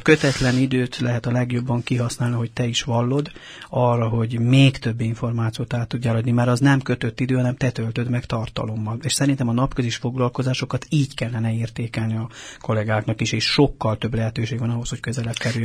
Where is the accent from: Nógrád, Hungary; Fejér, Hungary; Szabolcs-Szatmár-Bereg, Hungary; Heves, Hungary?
Heves, Hungary; Kápolna; moved away as an adult; now in Budapest, Hungary; Mi egy heves megyei kis településen nőttünk fel, ez Kápolnán van, Zegár mellett